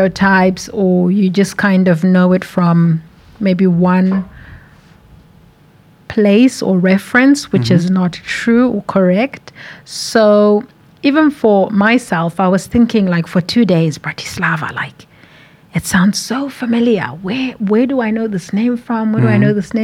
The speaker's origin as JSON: {"language": "English", "region": "Harare", "country": "Zimbabwe", "tie": "born or raised there", "also_born_or_lived": "South Africa", "moved": "as an adult", "lives_now": "Slovakia", "said": "I am from Harare, which is the capital of Zimbabwe"}